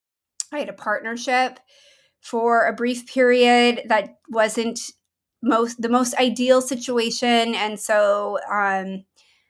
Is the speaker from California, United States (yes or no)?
no; Maine, United States; moved away as an adult; also born or lived in Boston; now in Portland, United States; I grew up in Maine. Mm-hmm. That's actually where I'm from